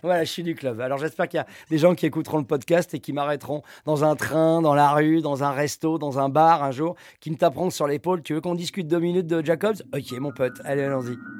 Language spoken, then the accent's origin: French; Paris, Île-de-France, France; je suis un Parisien quand même de naissance